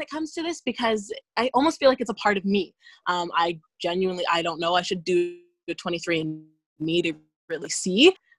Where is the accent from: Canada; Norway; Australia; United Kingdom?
Canada; Nova Scotia; He's Black, and we're from Nova Scotia.